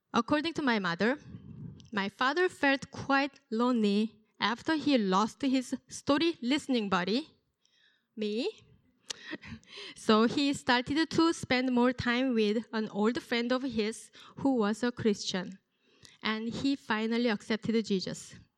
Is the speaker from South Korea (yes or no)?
yes; South Korea; moved away; I was born and raised in South Korea.